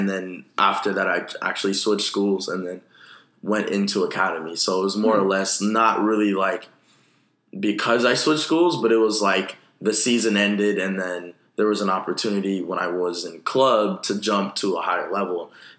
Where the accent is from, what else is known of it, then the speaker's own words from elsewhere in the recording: Sacramento, California, United States; now in Los Angeles, United States; I come from Sacramento, California.